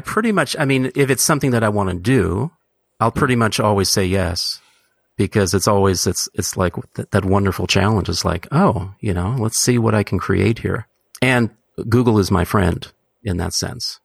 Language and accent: English; San Francisco, California, United States; also born or lived in Hamburg, Germany; I was born in Hamburg, Germany, and they immigrated here to San Francisco directly, um, when I was half a year old